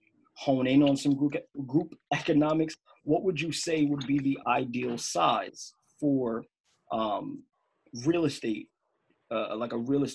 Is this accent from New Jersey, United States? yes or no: yes; New Jersey, United States; now in Los Angeles, United States; I live in LA. I'm from Jersey. I travel back and forth all the time.